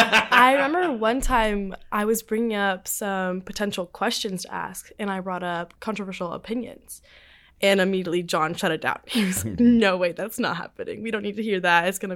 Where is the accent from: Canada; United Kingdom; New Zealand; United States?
United States; Los Angeles, California; I'm from Los Angeles, California.